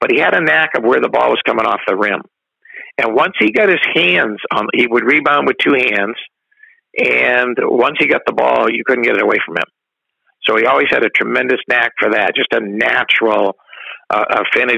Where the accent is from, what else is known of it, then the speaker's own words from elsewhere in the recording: Vermont, United States; I'm from Vermont